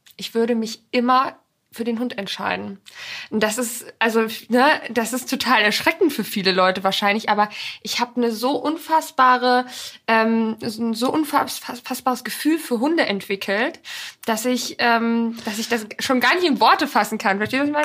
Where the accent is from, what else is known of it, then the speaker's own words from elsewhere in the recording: Poland; now in Germany; Da bin ich auch ganz viel groß geworden in Polen.